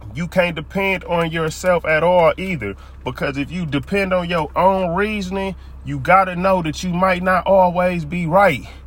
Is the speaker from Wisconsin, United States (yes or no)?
yes; Milwaukee, Wisconsin, United States; moved away as an adult; now in Phoenix, United States; I'm originally from Milwaukee, Wisconsin